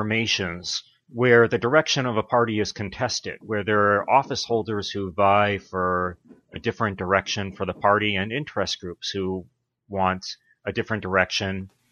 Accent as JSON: {"language": "English", "town": "Brockton", "region": "Massachusetts", "country": "United States", "tie": "born or raised there", "also_born_or_lived": "Pennsylvania / Los Angeles, California / Washington, D.C.", "moved": "as an adult", "said": "I grew up in a blue-collar town in Massachusetts called Brockton"}